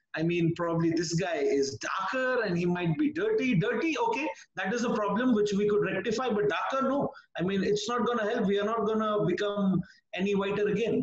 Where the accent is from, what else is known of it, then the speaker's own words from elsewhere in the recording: India; As an Indian